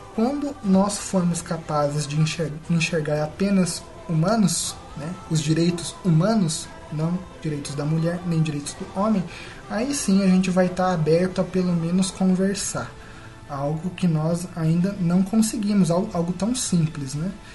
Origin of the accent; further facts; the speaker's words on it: Brazil; first language Portuguese; o nosso país é assim